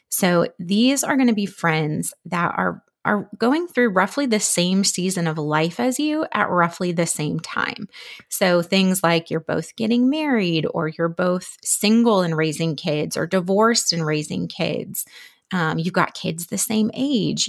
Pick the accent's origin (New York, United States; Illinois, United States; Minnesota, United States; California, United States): Minnesota, United States; moved away as an adult; also born or lived in Philadelphia; now in Dallas, United States; we're actually originally from Minnesota